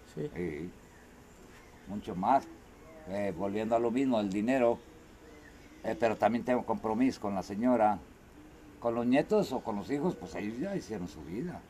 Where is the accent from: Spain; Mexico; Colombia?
Mexico; where are you from? Digo, Totitlán.